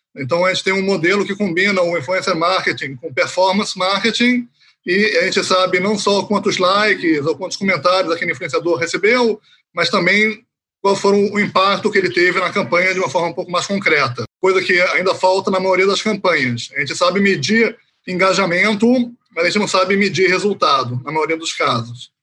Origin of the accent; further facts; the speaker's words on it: Rio de Janeiro, Brazil; moved away as an adult; also born or lived in Haifa area, Israel; now in Israel; Eu originalmente sou do Rio de Janeiro, sou carioca